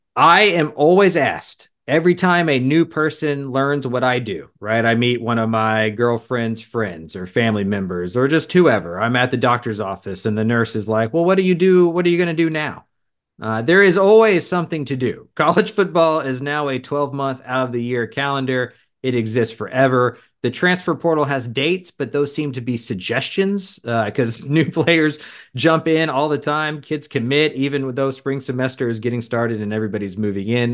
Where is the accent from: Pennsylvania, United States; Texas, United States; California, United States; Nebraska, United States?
Texas, United States; I grew up around the Texas Longhorn program